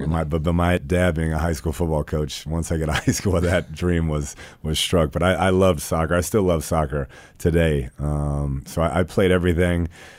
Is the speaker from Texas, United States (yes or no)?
yes; Texas, United States; born there; then I was born in Central Texas, which is, you know, football is a religion.